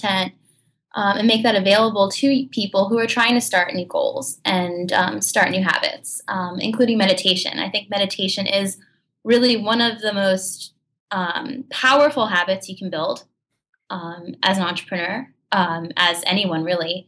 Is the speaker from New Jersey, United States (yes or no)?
yes; New Jersey, United States; moved away as an adult; now in San Francisco, United States; I guess I'm from New Jersey.